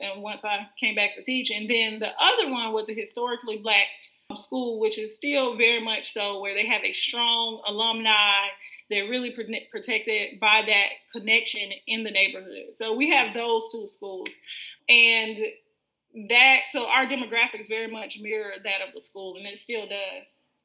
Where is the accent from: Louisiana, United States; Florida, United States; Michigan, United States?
Florida, United States; I am from Florida. Um, I've been in Florida my entire life